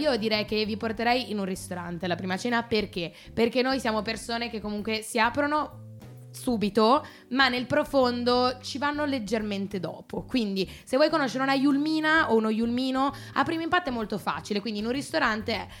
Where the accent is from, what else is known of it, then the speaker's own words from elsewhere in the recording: Genoa, Liguria, Italy; moved away as an adult; now in Milan, Italy; sono sempre genovese